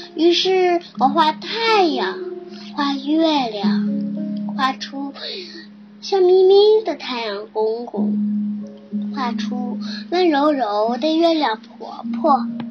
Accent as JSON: {"language": "Chinese", "region": "Beijing", "country": "China", "said": "我是来自北京的"}